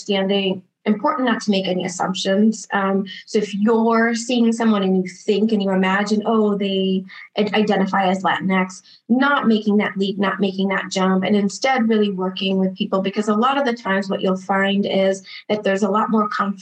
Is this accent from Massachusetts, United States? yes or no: yes; Boston, Massachusetts, United States; now in Arizona, United States; I'm originally from Boston, Massachusetts, and now I'm practicing in Arizona. I was born to Brazilian parents